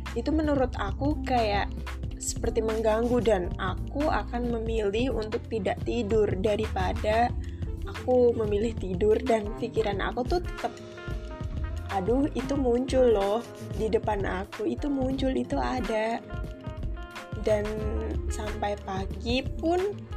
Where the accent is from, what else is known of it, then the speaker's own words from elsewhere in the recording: Kudus, Central Java, Indonesia; moved away as an adult; now in Yogyakarta, Indonesia; Aku berasal dari kota Kudus, Jawa Tengah